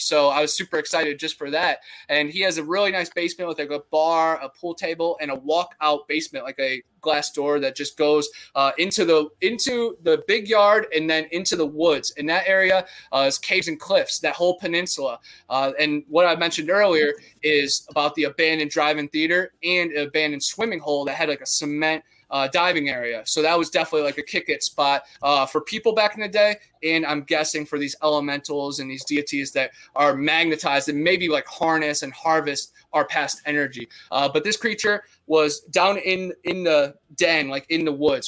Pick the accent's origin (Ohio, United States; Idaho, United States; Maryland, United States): Ohio, United States; Brunswick; I grew up in Ohio, where we had the Ohio Grassman